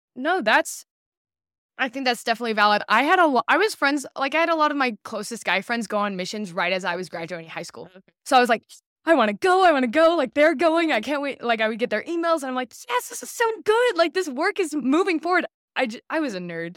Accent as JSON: {"language": "English", "town": "St. Louis", "region": "Missouri", "country": "United States", "tie": "born or raised there", "also_born_or_lived": "Orem, Utah / Boston, Massachusetts / Alabama", "said": "I was 9 or 10 and, and so most of my childhood memories are from Alabama or Missouri, but I call Missouri home"}